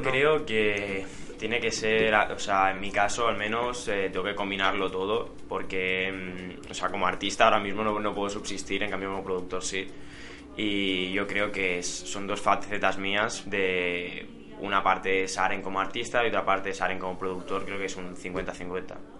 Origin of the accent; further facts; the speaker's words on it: Santa Coloma de Gramenet, Catalonia, Spain; aquí en Barcelona, de las afueras de Barcelona, soy de Santa Colma de Gramanet